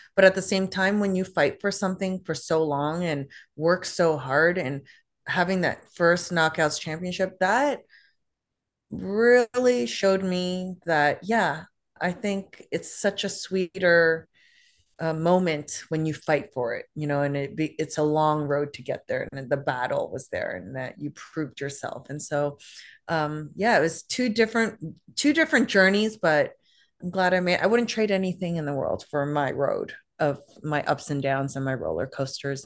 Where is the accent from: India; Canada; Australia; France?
Canada; Toronto, Ontario; I grew up in Canada, so I had to learn French